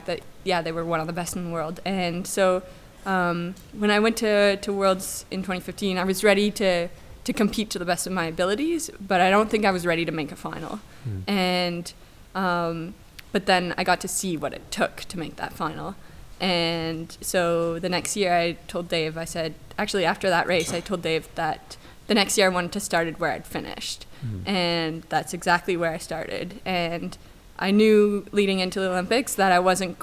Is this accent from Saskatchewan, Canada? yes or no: no; Moncton, New Brunswick, Canada; moved away as an adult; my hometown in Moncton, New Brunswick